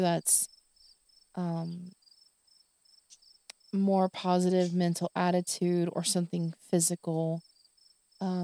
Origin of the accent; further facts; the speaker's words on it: the South, United States; I am from the South, and crickets in the evening